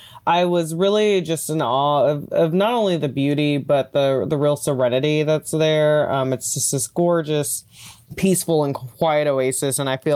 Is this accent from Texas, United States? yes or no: yes; Houston, Texas, United States; I'm actually originally from Houston, Texas.